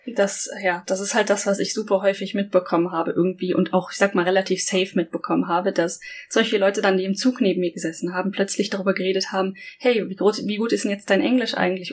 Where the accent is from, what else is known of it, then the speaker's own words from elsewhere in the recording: Germany; now in Japan; ich aus Deutschland